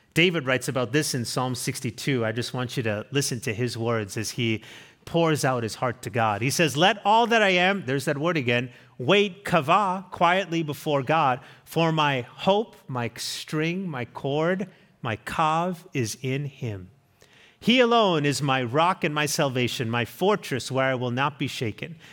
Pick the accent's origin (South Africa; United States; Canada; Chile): South Africa; moved away; we went to my home country. It's where I'm from